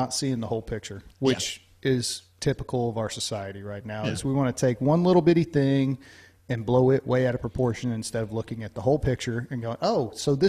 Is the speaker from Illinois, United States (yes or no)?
no; Louisiana, United States; where I'm from, I grew up in Louisiana, right on the border of Texas.